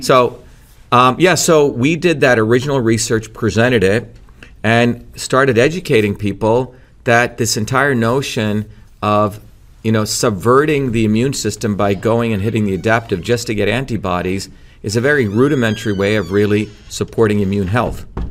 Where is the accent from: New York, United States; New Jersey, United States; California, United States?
New Jersey, United States; also born or lived in India; So when I came to the United States in nineteen seventy, I settled in New Jersey, came here when I was seven